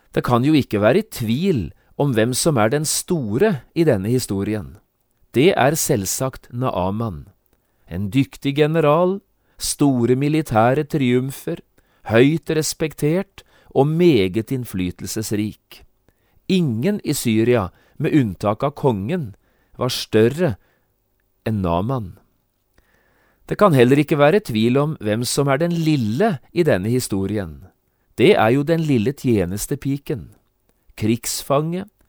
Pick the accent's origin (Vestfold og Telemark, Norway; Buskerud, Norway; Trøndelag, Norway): Vestfold og Telemark, Norway; Notodden; da jeg vokste opp hjemme på Notodden